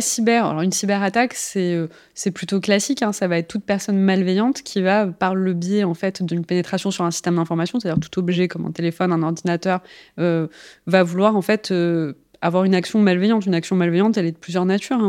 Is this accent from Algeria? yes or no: yes; Algeria; moved away; alors moi je suis née en Algérie